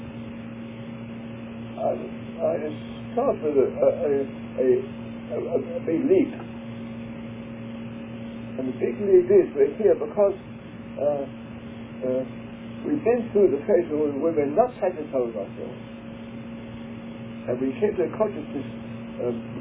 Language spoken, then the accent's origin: English; England, United Kingdom; moved away as an adult; I'm an Englishman in our English school system